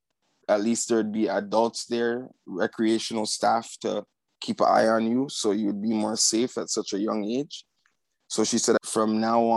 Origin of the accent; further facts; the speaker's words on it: Toronto, Ontario, Canada; Growing up in Scarborough as a young Black youth, it was actually very multicultural